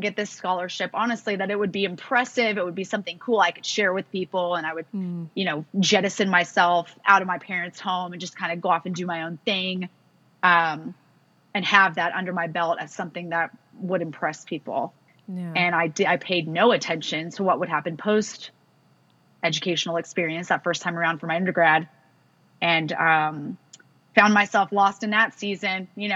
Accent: California, United States; growing up in California affords you the chance to be outside a lot

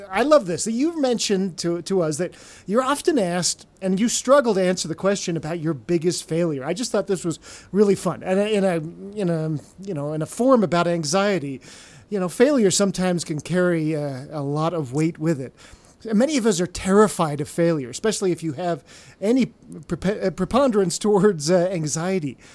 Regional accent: Canada; moved away; we grew up in Canada

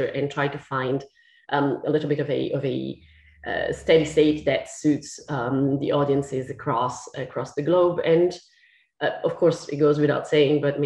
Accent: Italy; English is a second language; moved away as an adult; now in London, United Kingdom; I'm Italian. I'm not English. I'm not British. I am technically British now

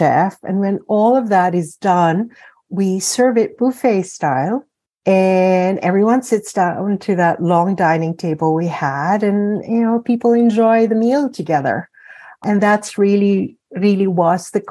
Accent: Philippines; moved away; I grew up in the Philippines. I am Filipina.

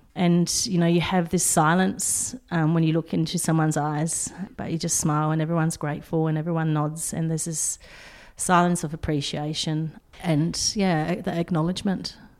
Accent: Poland; now in Australia; I was born in Poland

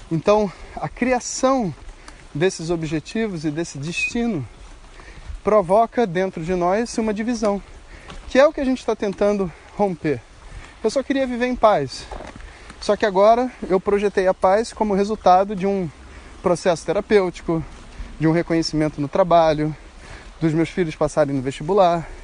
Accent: Campinas, São Paulo, Brazil; sou de Campinas e aprendi a me entregar ao caminho.

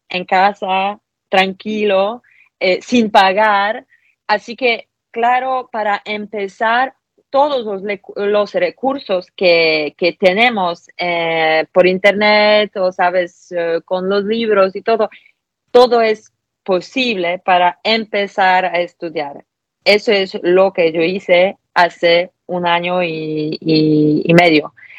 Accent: Poland; Spanish is a second language; soy polaca

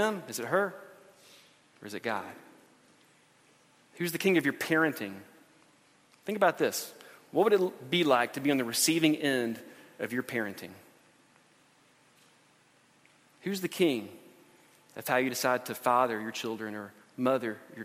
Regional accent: United States; We're Christians who live in America

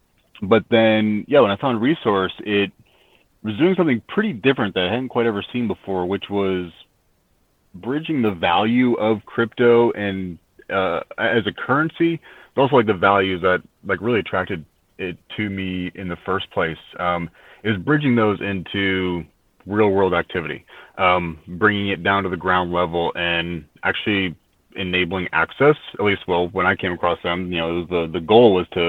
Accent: Midwest, United States; now in Asheville, United States; Sure. Yeah. Originally from the Midwest, and I've been in Asheville now for 6 years.

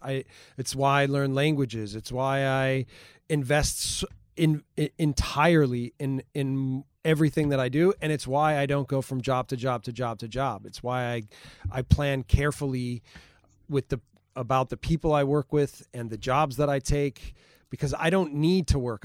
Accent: Milwaukee, Wisconsin, United States; moved away; I grew up in Milwaukee, Wisconsin.

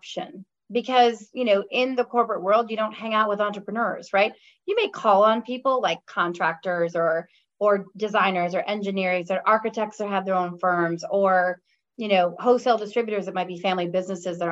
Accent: Chicago, Illinois, United States; moved away as an adult; now in California, United States; I grew up in Chicago. So actually in the suburbs of Chicago, and then moved in the city to go to college in Chicago when I was 17. So, born and bred there, moved out to California about 4 years ago.

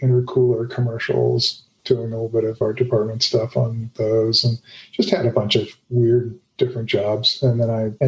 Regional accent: Los Angeles, California, United States; I grew up in Hollywood

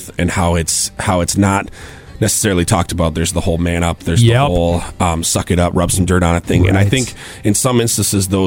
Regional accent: Stewartville, Minnesota, United States; I'm from Stuartville, Minnesota

